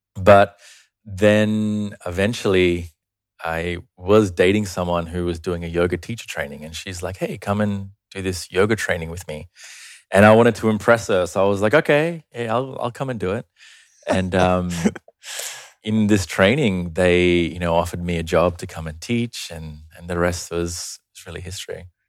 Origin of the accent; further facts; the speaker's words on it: Australia; also born or lived in Sri Lanka; I was born there, but I migrated to Australia when I was five